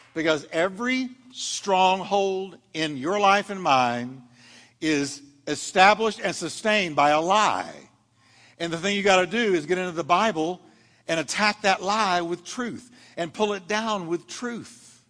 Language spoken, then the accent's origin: English; United States; I'm an American citizen